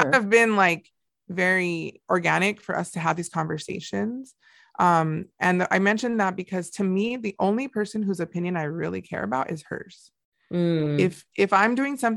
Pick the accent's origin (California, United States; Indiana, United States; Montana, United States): California, United States; Montebello; we never had anything like that growing up, just right near down the street from there in Montebello